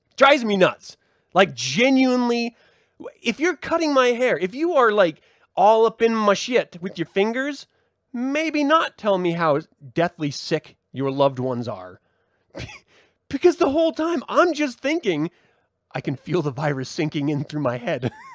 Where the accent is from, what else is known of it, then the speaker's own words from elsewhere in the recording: United States; as an American